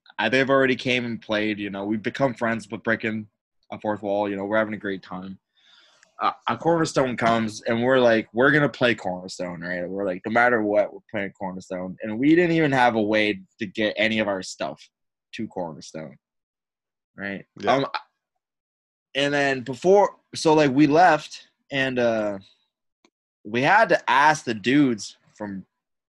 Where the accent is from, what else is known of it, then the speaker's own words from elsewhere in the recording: Windsor, Ontario, Canada; we're from Windsor, Ontario